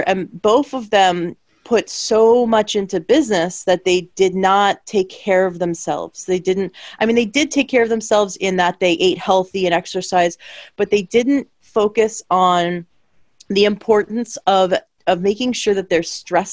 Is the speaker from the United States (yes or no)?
no; Canada; I'm from Canada